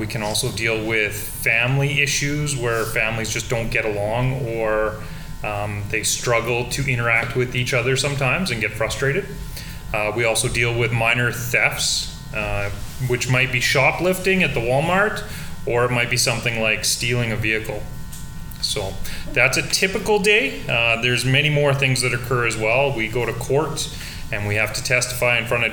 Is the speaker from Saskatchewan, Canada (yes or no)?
yes; Saskatoon, Saskatchewan, Canada; moved away as an adult; now in Alberta, Canada; So I grew up in Saskatoon, which is very similar to Lloydminster.